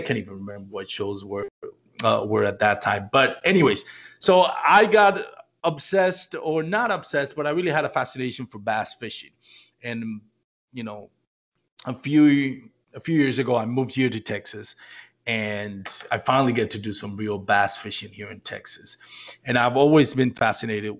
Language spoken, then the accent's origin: English; Puerto Rico; moved away; So a lot of you know I was born and raised in Puerto Rico, and I'm from